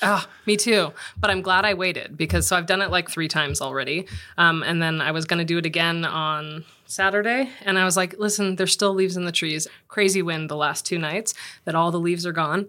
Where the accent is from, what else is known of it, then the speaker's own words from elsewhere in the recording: Los Angeles, California, United States; moved away; I'm from Los Angeles